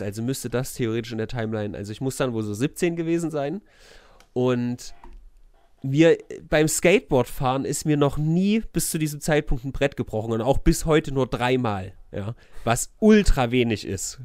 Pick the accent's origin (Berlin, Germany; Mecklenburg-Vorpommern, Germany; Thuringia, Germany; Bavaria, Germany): Thuringia, Germany; Weimar; ich bin ja in Erringsdorf groß geworden